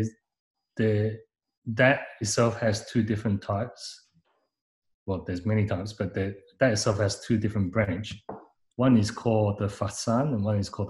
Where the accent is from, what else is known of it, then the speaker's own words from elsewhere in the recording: Hong Kong; now in Sydney, Australia; we come from Hong Kong